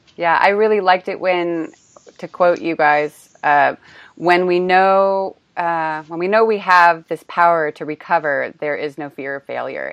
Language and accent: English; California, United States; moved away as an adult; also born or lived in Australia; now in Prague, Czech Republic; I'm from California